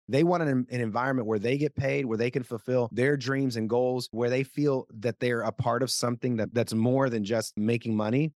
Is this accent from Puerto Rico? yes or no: yes; Puerto Rico; first language Spanish; English is a second language; moved away; Spanish is my first language. I'm from Puerto Rico